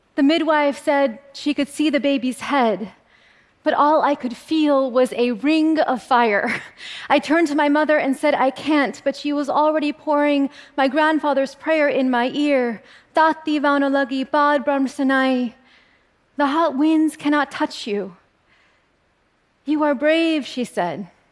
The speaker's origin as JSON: {"language": "English", "region": "California", "country": "United States", "tie": "born or raised there"}